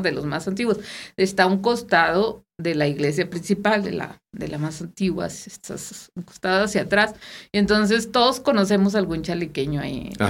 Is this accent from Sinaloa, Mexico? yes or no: yes; Guasave, Sinaloa, Mexico; now in Saltillo, Mexico; nosotros somos de Guasave